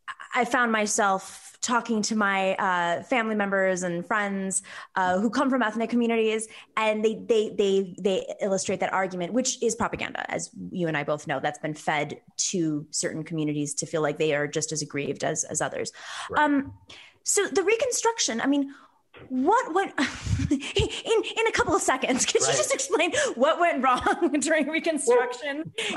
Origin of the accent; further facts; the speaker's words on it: United States; I mean, I'm Greek American. A lot of folks don't know the KKK went after Greek Orthodox churches.